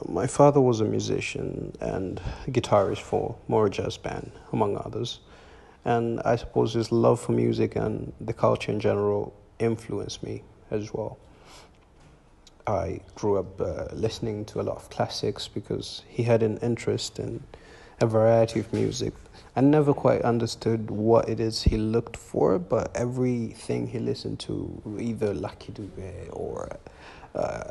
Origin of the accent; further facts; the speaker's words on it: Tanzania; also born or lived in Arusha; an Afro Fusion artist from Tanzania, East Africa